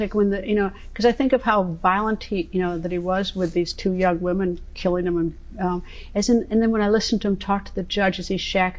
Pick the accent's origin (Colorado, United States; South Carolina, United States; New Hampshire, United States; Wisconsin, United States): Wisconsin, United States; I'm a cheesehead from Wisconsin